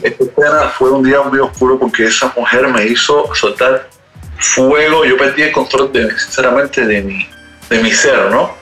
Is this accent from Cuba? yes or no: yes; Cuba; moved away as an adult; also born or lived in Europe; now in Paris, France; yo soy cubano